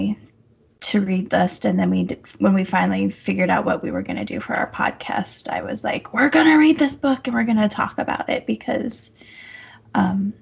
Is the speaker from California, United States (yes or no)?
no; Casper, Wyoming, United States; our hometown, or my hometown